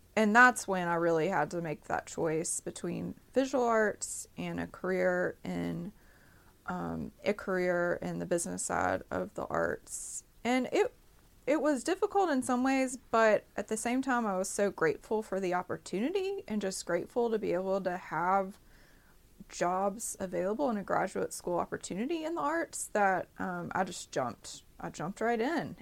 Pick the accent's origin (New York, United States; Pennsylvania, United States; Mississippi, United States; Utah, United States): Mississippi, United States; Jackson; moved away as an adult; also born or lived in New Orleans, Louisiana / Austin, Texas; So I come from Jackson, Mississippi. I grew up here and grew up all over the state.